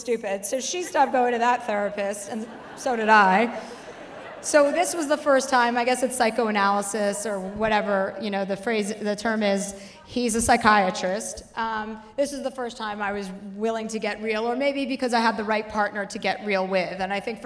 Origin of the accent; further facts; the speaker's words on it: New Jersey, United States; now in Los Angeles, United States; I'm from New Jersey.